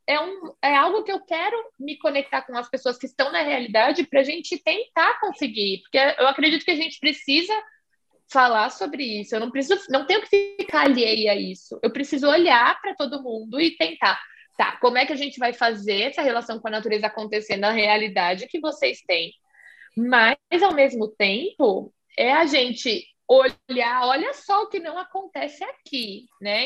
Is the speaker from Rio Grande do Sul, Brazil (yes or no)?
no; São Paulo, Brazil; eu sou aqui de São Paulo